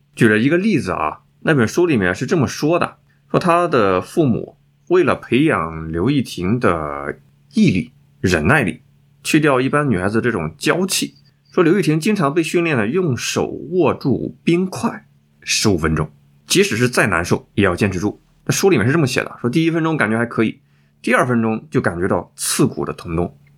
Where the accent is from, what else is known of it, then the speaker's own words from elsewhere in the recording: China; 我们中国人，我们春节就是要团团聚在一起啊